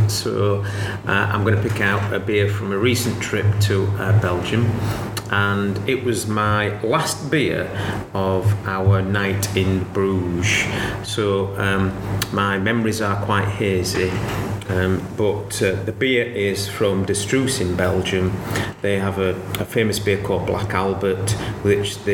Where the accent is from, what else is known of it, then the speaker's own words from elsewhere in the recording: Barnsley, Yorkshire and the Humber, United Kingdom; I'm from Barnsley, so I'm going to call it a snicket rather than a ginnel